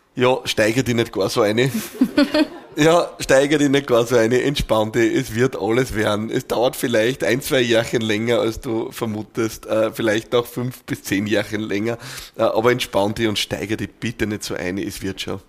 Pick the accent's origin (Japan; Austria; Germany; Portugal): Austria; bei uns in Österreich